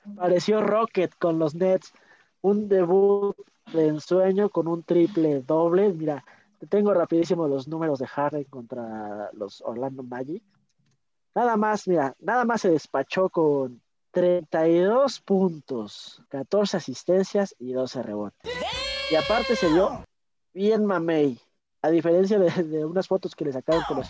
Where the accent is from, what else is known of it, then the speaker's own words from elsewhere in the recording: Mexico; yo como mexicano